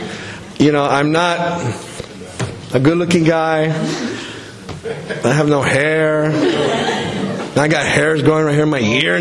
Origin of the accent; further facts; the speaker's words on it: El Salvador; now in United States; I was born in El Salvador. I immigrated in the U.S.